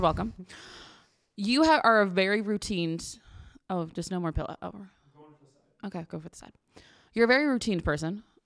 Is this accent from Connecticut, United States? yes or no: yes; Connecticut, United States; we grew up in Connecticut